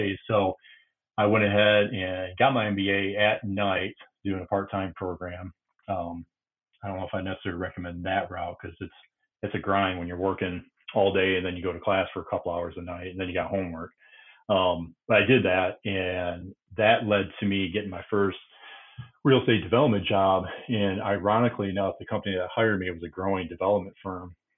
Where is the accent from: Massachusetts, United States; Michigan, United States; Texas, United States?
Michigan, United States; Grand Rapids; I grew up in Grand Rapids